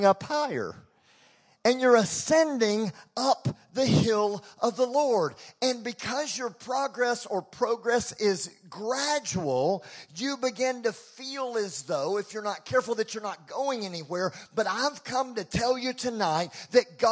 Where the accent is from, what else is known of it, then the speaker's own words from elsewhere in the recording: Texas, United States; We're American, we're Texan